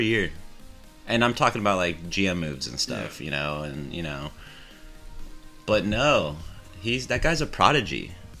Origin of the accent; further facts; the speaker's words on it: Southern California, United States; I grew up in Southern California